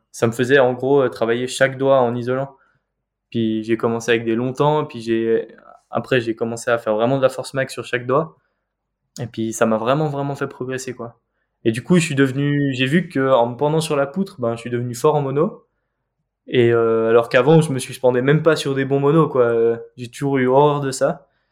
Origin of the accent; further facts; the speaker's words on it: Geneva, Switzerland; moved away as an adult; now in Valais, Switzerland; la seule falaise de Genève, là où j'ai grandi